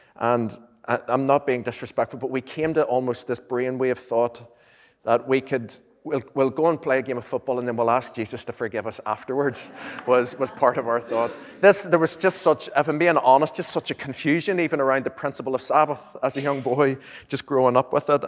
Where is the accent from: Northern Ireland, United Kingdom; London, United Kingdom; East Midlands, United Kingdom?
Northern Ireland, United Kingdom; Lurgan; moved away as an adult; now in Moira, United Kingdom; I'm from, well, I'm traditionally from Lurgan.